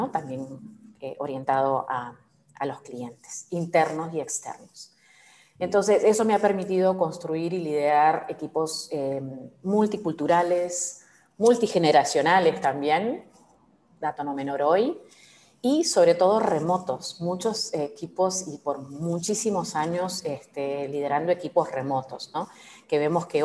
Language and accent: Spanish; Lima, Peru; moved away as an adult; now in Uruguay; yo nací en Perú, eh, tengo en aplausos, este. aplausos Limeña, mazamorrera.